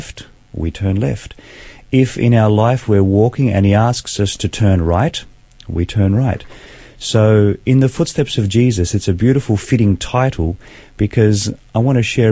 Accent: Sydney, New South Wales, Australia; I was born in Sydney, grew up in a beautiful Christian home

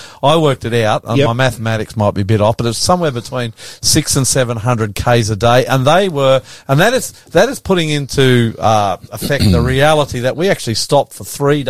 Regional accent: Australia; I'm the ….

